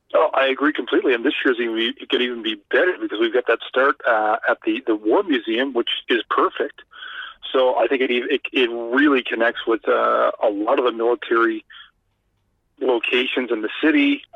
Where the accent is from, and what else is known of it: Canada